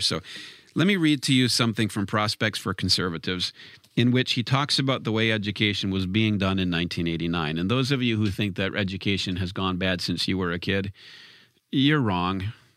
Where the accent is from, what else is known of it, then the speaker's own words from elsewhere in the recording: Wisconsin, United States; being from Wisconsin, of course, I'm not on, on one of the I'm not from one of the coasts